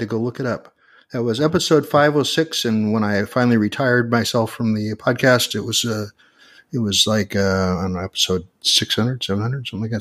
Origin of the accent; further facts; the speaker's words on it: Portland, Oregon, United States; my hometown of Portland, Oregon